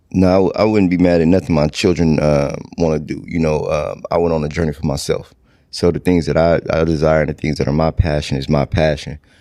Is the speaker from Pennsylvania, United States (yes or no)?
no; Stockton, California, United States; moved away as an adult; now in Houston, United States; born and raised in Stockton, California.